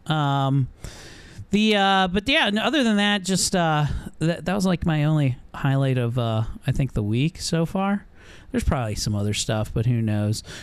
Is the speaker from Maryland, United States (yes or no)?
yes; Baltimore, Maryland, United States; We're from Baltimore. Get the fent up in here.